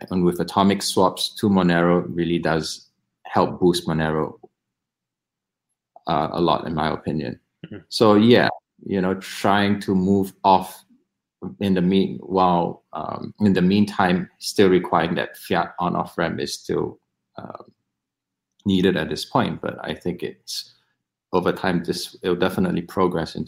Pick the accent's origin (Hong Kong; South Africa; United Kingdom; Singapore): Singapore; I'm Singaporean